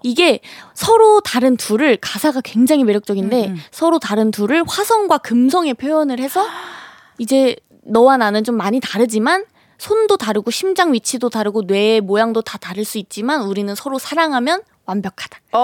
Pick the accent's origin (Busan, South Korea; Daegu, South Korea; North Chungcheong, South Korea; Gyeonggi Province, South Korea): North Chungcheong, South Korea; Cheongju; accent: Chungcheong; moved away; 제가 청주 출신이에요.